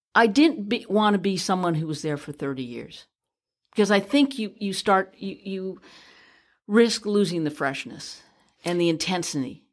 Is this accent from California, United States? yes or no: yes; San Francisco, California, United States; born and raised in San Francisco